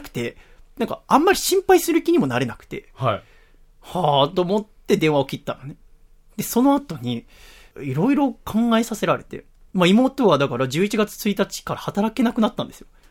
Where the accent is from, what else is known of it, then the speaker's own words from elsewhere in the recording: Yokohama, Kanagawa, Japan; 今の横浜の実家から引っ越して